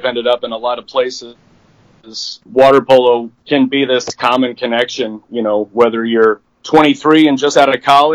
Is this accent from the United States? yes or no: yes; St. Louis, Missouri, United States; moved away; I grew up in St. Louis